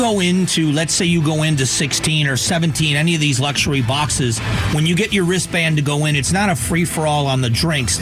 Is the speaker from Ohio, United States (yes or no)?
yes; Cleveland, Ohio, United States; also born or lived in Geauga County, Ohio; I was born in Cleveland, Ohio, and I lived in Geauga County in Northeast Ohio, which at the time was farm country